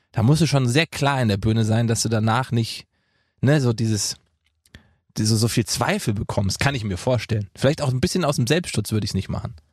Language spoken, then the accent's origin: German; Gießen, Hesse, Germany; moved away; in meiner Heimat in Gießen